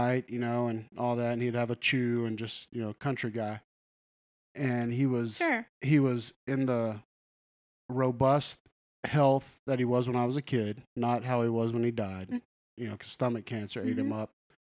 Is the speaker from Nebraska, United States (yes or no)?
no; Huntsville, Alabama, United States; my neighborhood I grew up with in Huntsville, Alabama.